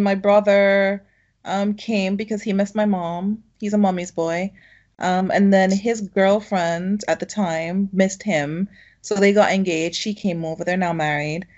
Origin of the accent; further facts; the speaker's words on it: Jamaica; moved away as an adult; now in United Kingdom; I'm Jamaican, and I came over here as my 18th birthday present